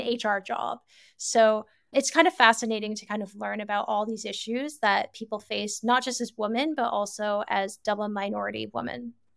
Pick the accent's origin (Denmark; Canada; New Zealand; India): Canada; moved away as an adult; also born or lived in United Kingdom / France / China / Singapore; I'm originally born and raised in Canada